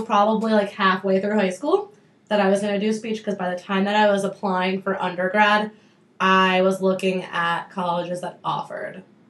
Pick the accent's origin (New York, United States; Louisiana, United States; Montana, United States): New York, United States; Cortlandt Manor; moved away as an adult; now in Brooklyn, United States; I'm originally from Cortland Manor in Westchester County in New York. Some people call it upstate. I just call it 40 minutes north of New York City.